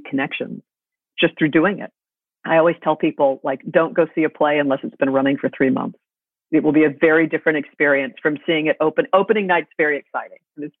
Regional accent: New York City, New York, United States; I grew up in the theater and I grew up in New York City

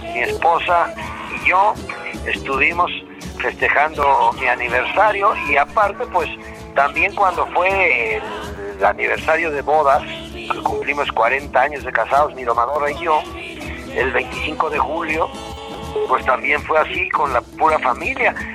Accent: Puebla, Mexico; Los poblanos

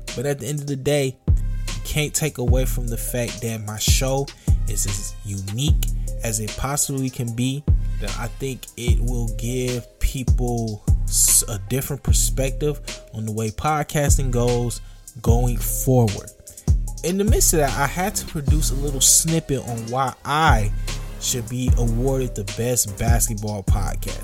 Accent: Detroit, Michigan, United States; my growing up in Detroit

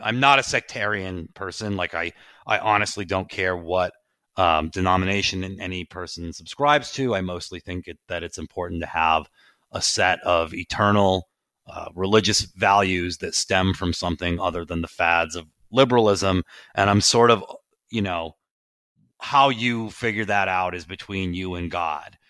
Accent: Providence, Rhode Island, United States; I grew up in Providence, Rhode Island.

